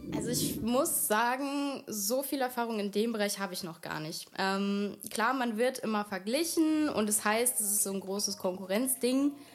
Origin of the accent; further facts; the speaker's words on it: Wiesbaden, Hesse, Germany; ich komme aus Wiesbaden